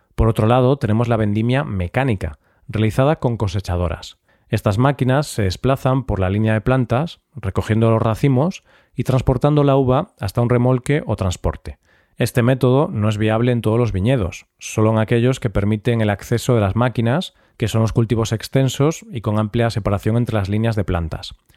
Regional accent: Galicia, Spain; mi tierra, Galicia

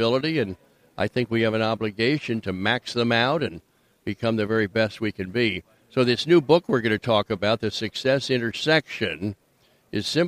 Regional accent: Wilmington, Delaware, United States; now in Florida, United States; I grew up in Wilmington, Delaware.

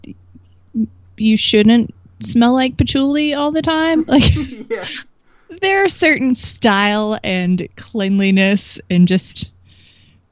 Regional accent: Kentucky, United States; I grew up in Kentucky, and I grew up in the city

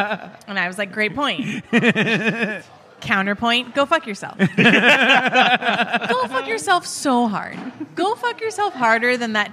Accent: California, United States; I'm from California

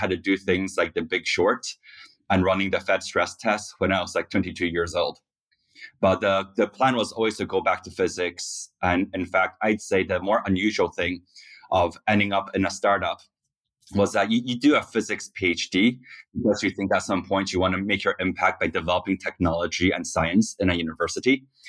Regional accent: Taiwan; moved away as an adult; also born or lived in Scotland / Korea; now in United States; So I grew up actually in Taiwan, Scotland, and Korea. And then at age 18, I came to the U.S. to go to college.

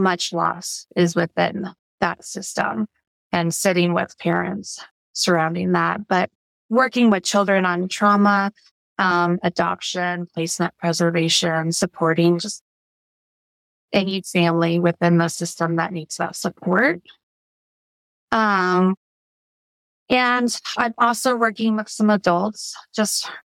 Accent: Colorado, United States; also born or lived in Pueblo, Colorado / Grand Junction, Colorado / Greeley, Colorado / Broomfield, Colorado; I was born in Pueblo and lived there and lived in Grand Junction, which is west of Colorado, west side

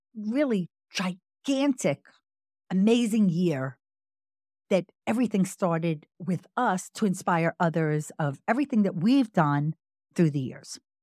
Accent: Long Island, New York, United States; also born or lived in Brooklyn / Manhattan; we both were born in Brooklyn, but he mostly grew up in Staten Island, and I grew up in Long Island.

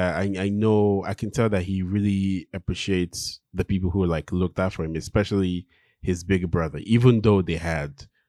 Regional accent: Nigeria; We make jokes saying one of the best gifts your parents can give you as a Nigerian kid is to give you make you a citizen of a country like the US or the UK, right?

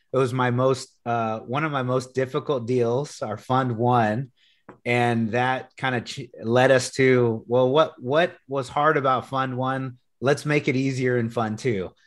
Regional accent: Corpus Christi, Texas, United States; moved away; also born or lived in San Antonio, Texas; I'm originally from Corpus Christi, Texas. So I grew up at the beach

